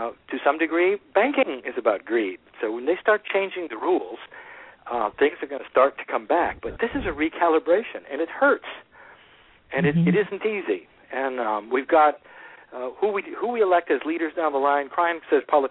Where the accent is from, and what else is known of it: United States